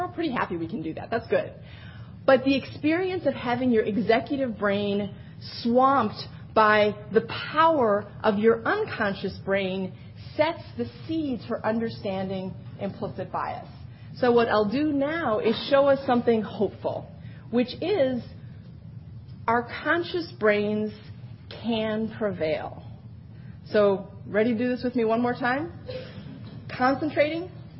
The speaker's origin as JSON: {"language": "English", "region": "Wisconsin", "country": "United States", "lives_now": "New York, United States", "said": "I'm a New Yorker now, not a Wisconsinite anymore."}